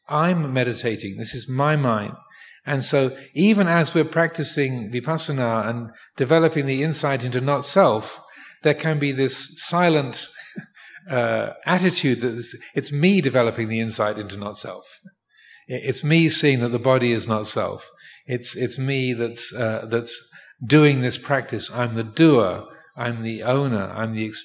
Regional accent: England, United Kingdom; now in Thailand; born in England

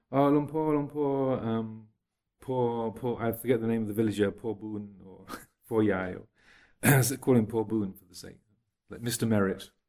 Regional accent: United Kingdom; accent: English; People often think my accent is is um, not English anymore, but I often get asked if I'm South African or Australian or American.

